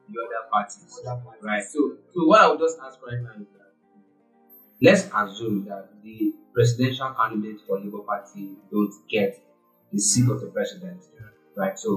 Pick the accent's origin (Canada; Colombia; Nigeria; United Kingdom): Nigeria; English is a second language; so as a Nigerian as a Nigerian